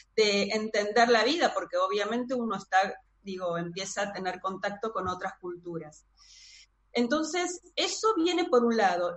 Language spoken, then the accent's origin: Spanish; Buenos Aires, Argentina; soy de Buenos Aires, Argentina